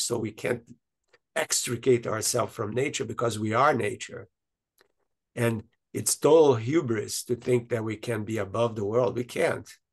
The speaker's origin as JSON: {"language": "English", "country": "Brazil", "tie": "born or raised there", "said": "from the country I was born in Brazil"}